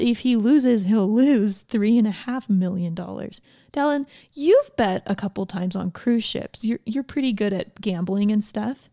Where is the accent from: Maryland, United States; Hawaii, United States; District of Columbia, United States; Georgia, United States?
Georgia, United States; I grew up in Georgia